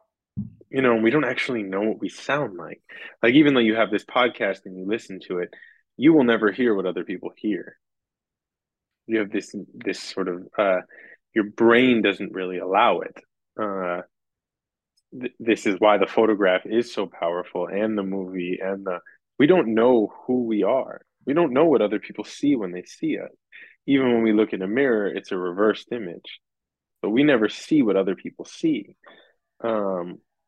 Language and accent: English; New York, United States; born and raised in New York